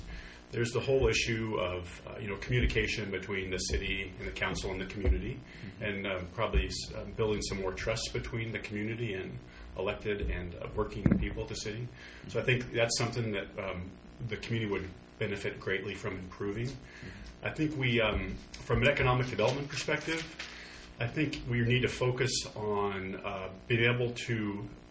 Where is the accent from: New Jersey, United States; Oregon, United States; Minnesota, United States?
Oregon, United States; Pendleton; I grew up in Pendleton